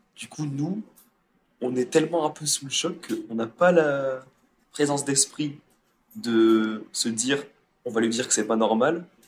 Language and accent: French; France; je vais dire français parce qu'on est français